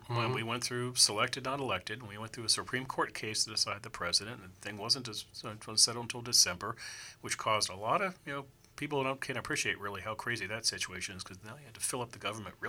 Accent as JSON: {"language": "English", "town": "Arlington", "region": "Virginia", "country": "United States", "tie": "born or raised there", "also_born_or_lived": "Washington, D.C.", "moved": "as an adult", "lives_now": "California, United States", "said": "I was born here in Washington, D.C. I grew up across the river in Arlington and Alexandria. As I try to explain to people, since I moved to California about 20 years ago"}